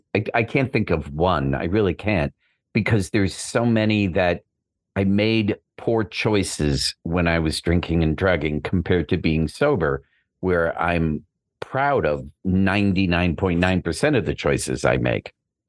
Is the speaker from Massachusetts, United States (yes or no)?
yes; Boston, Massachusetts, United States; I'm from Boston. So, you know, we had clam bakes